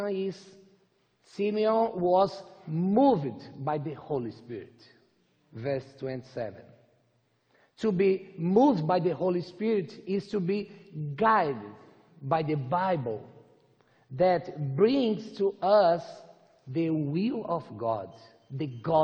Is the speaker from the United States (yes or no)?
no; Brazil; English is a second language; I'm from Brazil.